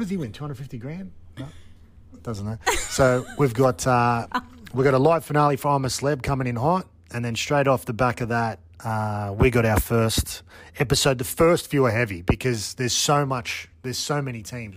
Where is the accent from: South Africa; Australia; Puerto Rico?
Australia; growing up in Australia